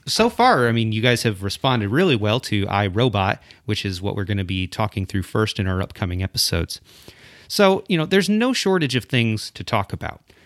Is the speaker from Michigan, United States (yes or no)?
yes; South Central Michigan, United States; now in Wilmore, United States; I am from, uh, originally from, like, suburban Michigan, South Central Michigan area